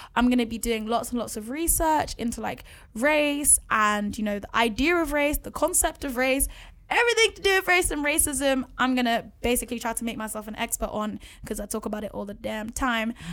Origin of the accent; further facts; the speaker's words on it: London, United Kingdom; also born or lived in Bath; being in an environment like Edmonton in North London